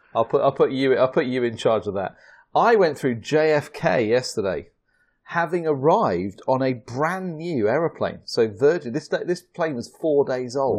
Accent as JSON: {"language": "English", "country": "United Kingdom", "accent": "British", "said": "the Americans love my British accent"}